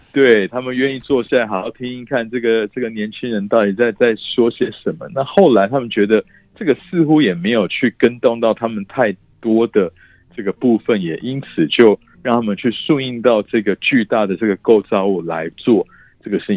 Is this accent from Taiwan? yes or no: yes; Taiwan; 我们台湾人想必就是外食会花得蛮多，因为我们台湾人爱